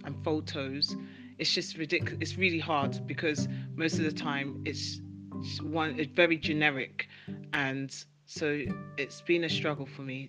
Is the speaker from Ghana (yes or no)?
yes; Ghana; I'm a filmmaker from Ghana